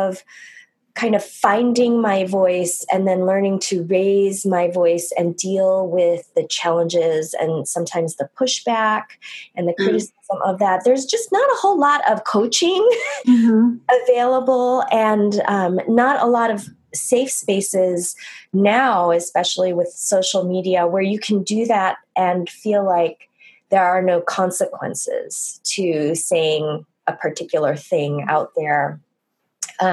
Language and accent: English; United States; growing up, I'm Korean American